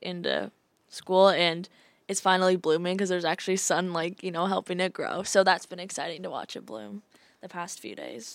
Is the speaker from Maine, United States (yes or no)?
no; Iowa City, Iowa, United States; I'm from Iowa City area